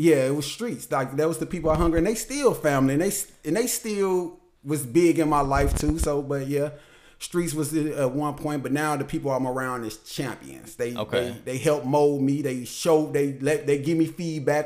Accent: St. Louis, Missouri, United States; moved away as an adult; also born or lived in Atlanta; I moved from St. Louis 2010. So I moved to Atlanta in 2010

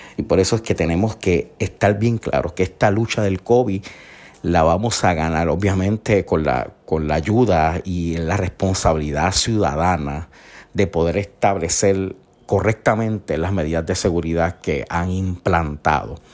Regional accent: Isabela, Puerto Rico; Yo soy del pueblo de Isabela, un pueblo costero hermoso

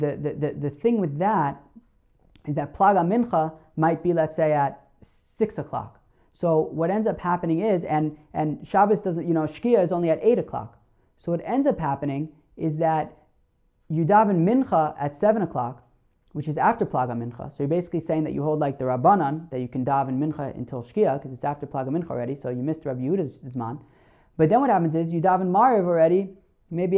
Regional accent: New Jersey, United States; moved away; where I grew up in New Jersey

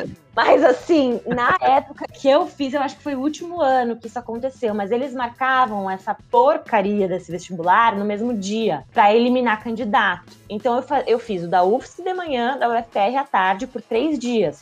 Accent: Joinville, Santa Catarina, Brazil; moved away as an adult; also born or lived in Florianópolis; now in São Paulo, Brazil; Eu nasci em Joinville, então eu sou joinvilense

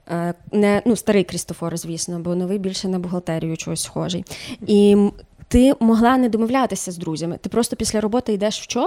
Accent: Chernivtsi, Chernivtsi Oblast, Ukraine; also born or lived in Sievierodonetsk; now in Kyiv, Ukraine; Я з Чернівців.

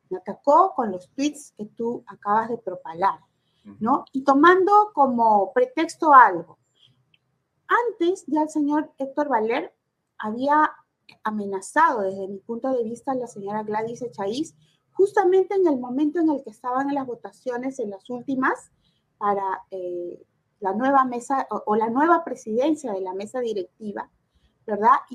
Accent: Peru; creo que somos los peruanos cuando pagamos

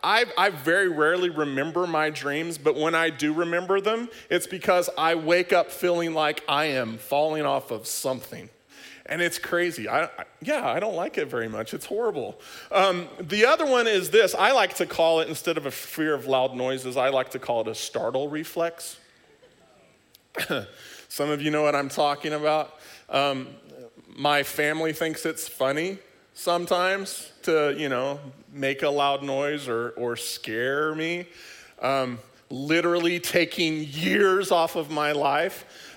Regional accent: Oklahoma, United States; I grew up in Oklahoma for a good portion of my life, and there was this little thing that would roll through every once in a while called a tornado.

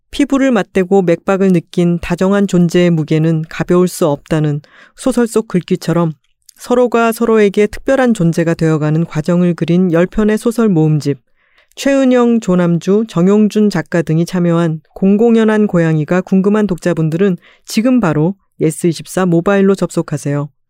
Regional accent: Busan, South Korea; moved away; 그 말투가 제가 또 부산 출신이다 보니까

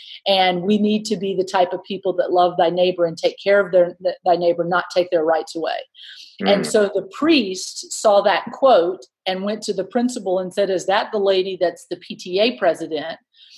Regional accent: Mississippi, United States; I grew up in Mississippi.

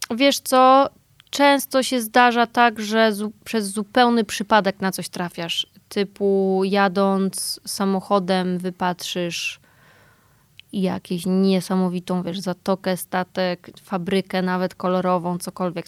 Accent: Poland; ja się urodziłam i wychowałam w takim typowo polskim domu

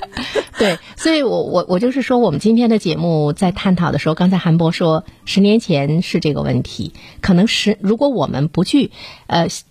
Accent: China; 我们中国人很聪明

